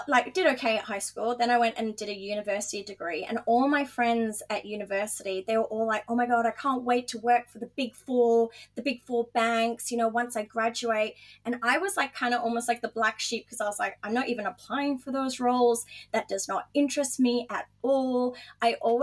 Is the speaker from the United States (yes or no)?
no; Dubai, United Arab Emirates; moved away as an adult; also born or lived in Gold Coast, Australia; now in Australia; I grew up in Dubai